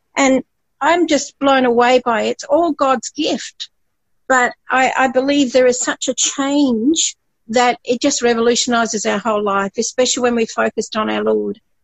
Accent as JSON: {"language": "English", "region": "Scotland", "country": "United Kingdom", "tie": "born or raised there", "also_born_or_lived": "Papua New Guinea", "moved": "yes", "said": "I was born in Scotland and my culture, I was brought up doing Highland dancing."}